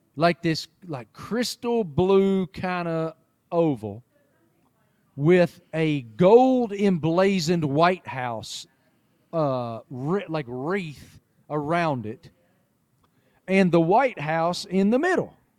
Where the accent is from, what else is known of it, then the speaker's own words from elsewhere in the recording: Appalachia, United States; moved away as an adult; now in Charlotte, United States; I grew up in Appalachia